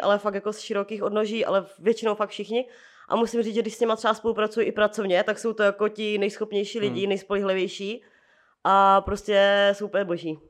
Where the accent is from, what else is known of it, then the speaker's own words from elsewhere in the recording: Moravia, Czechia; now in Prague, Czechia; u nás na Moravě